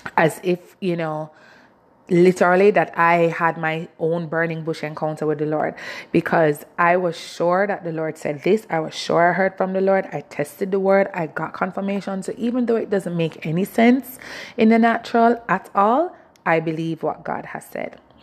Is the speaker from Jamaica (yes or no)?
yes; Jamaica; I'm Jamaican